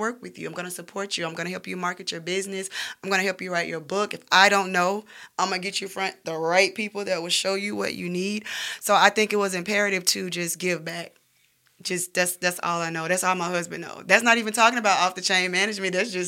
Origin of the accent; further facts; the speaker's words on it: the South, United States; We're models from the South. You can find beautiful models in Birmingham, Alabama.